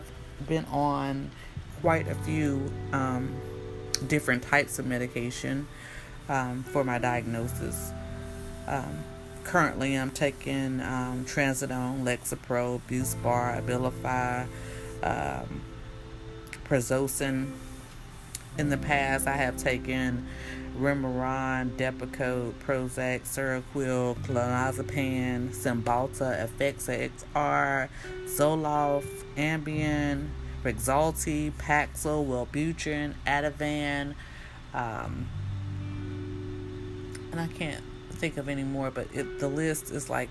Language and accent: English; the South, United States; I'm from the South, so speaking to people and talking to people is kind of part of my nature. I think that because I'm in a small town and I'm in the town that I grew up